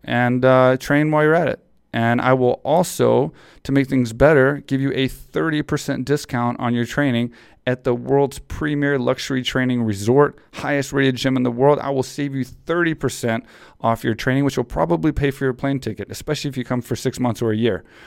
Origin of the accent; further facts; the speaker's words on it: Texas, United States; I grew up in Texas.